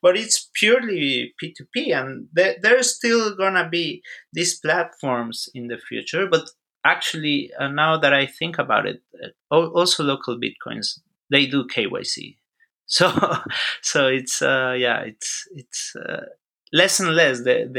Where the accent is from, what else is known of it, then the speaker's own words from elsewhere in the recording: Mexico; moved away as an adult; also born or lived in Texas; I am from Mexico, but I live in Texas for quite some time, like 8 years.